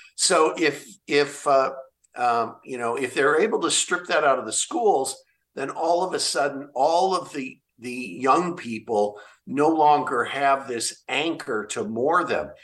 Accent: Olympia, Washington, United States; my home state of Washington

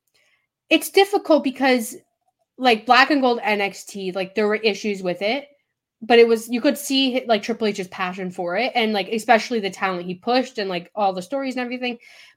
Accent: the South, United States; accent: Southern; my Southern accent came out there for a second

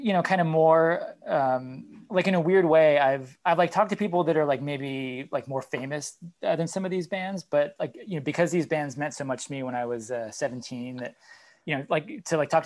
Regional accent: New England, United States; I'm from New England

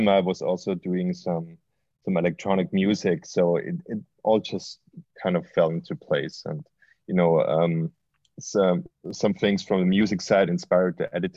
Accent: Austria; now in Berlin, Germany; I grew up in Austria

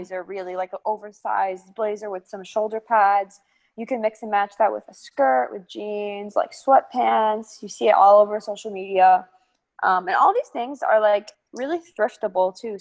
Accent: St. Louis, Missouri, United States; my hometown

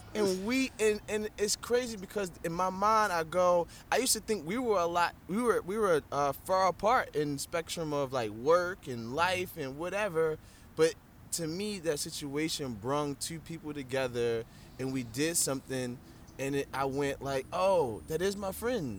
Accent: Baltimore, Maryland, United States; I'm from Baltimore

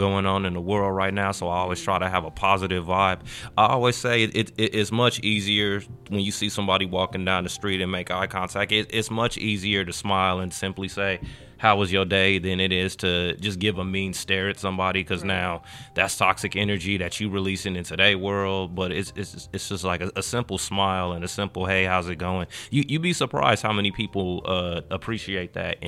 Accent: Hawthorne, California, United States; also born or lived in Gardena, California; I was actually born in the city of Gardena at Gardena Memorial Hospital, 1987. And from there, I've lived my entire life in the city of Hawthorne

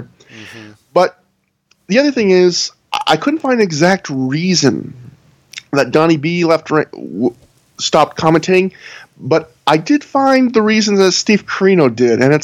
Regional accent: Canada; I'm Canadian

